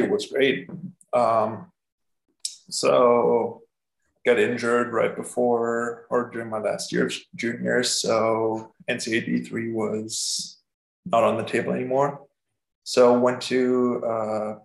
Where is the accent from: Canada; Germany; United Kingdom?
Germany; moved away as an adult; I'm from Germany.